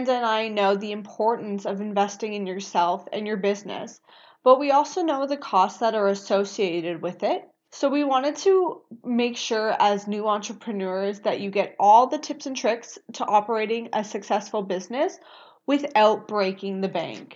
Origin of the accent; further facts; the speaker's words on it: Scarborough, Ontario, Canada; also born or lived in Pickering; I grew up in Scarborough, but I lived in Pickering for 12 years.